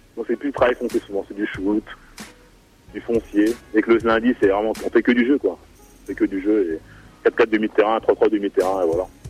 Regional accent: Caen, Normandy, France; also born or lived in Bordeaux; je viens de Caen, c'est Robin une ville à côté, juste à côté en fait de, de Caen

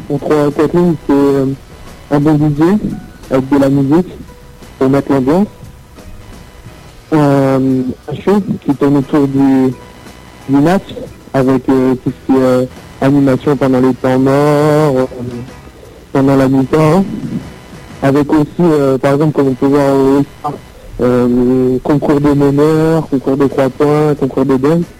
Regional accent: Paris, Île-de-France, France; born there; je suis né à Paris, j'habite à Eternel, dans le 51, dans la Marne

